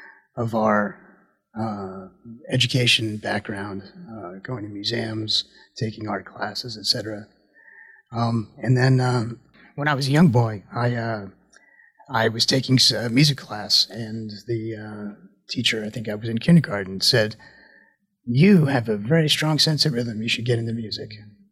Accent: New Jersey, United States; Sure. I grew up in the Northeast. I'm from New Jersey in a small suburb of New York.

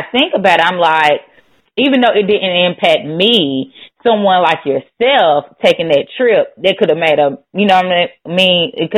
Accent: Chattanooga, Tennessee, United States; so I'm from Chattanooga, and so, you know, Chattanooga is right there next to Atlanta, like, what, 90 miles or so away.

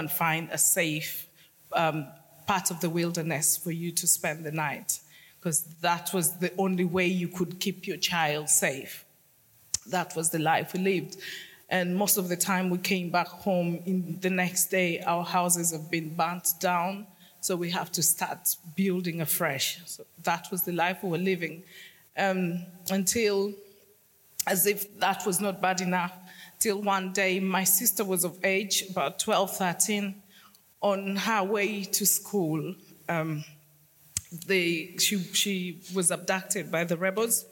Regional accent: Northern Region, Uganda; now in London, United Kingdom; I was born in northern Uganda

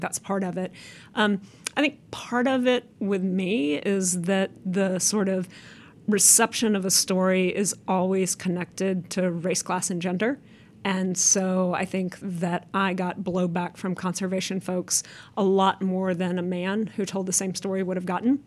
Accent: United States; as an American

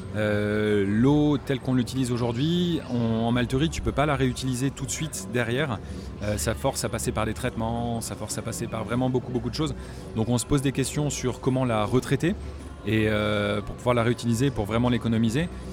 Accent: Normandy, France; j'ai grandi en Normandie

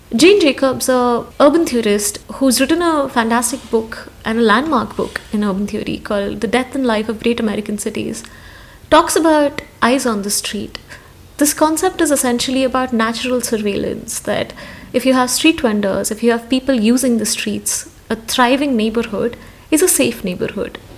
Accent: Hyderabad, Telangana, India; As a young woman growing up in Hyderabad

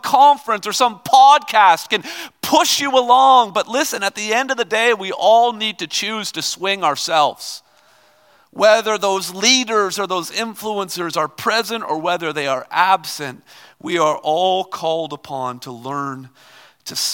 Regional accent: Toronto, Ontario, Canada; I'm from Toronto

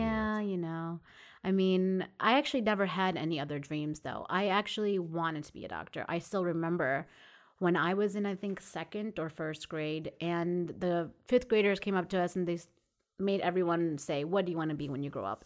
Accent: Jericho, New York, United States; also born or lived in Coney Island, Brooklyn; I actually grew up in Long Island. Um, I was born in Coney Island

